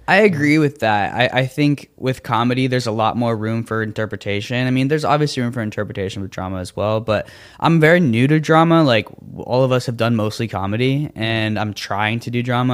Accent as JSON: {"language": "English", "region": "Florida", "country": "United States", "tie": "born or raised there", "said": "I grew up doing theater in Florida"}